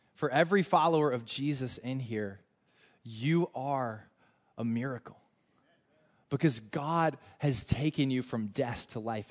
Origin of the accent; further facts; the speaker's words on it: North Carolina, United States; moved away; I am from North Carolina. We are huge in college basketball in North Carolina